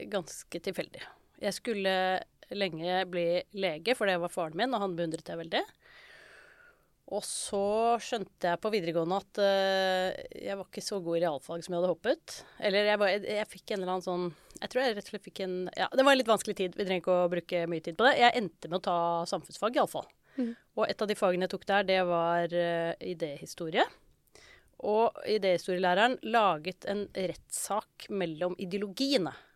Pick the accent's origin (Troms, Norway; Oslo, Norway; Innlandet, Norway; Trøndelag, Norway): Oslo, Norway; Jeg vokste jo opp på Oslo vest, og da var det ganske mange som skulle begynne på jussen.